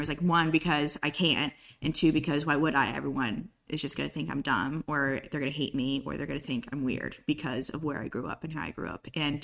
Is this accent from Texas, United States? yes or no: no; Moore County, North Carolina, United States; also born or lived in Colorado; So I'm not even from the South. All my family is from New England, Connecticut, Maryland area. Moved to Colorado. I was born in Colorado. Moved to Moore County when I was young, 6, 7 years old.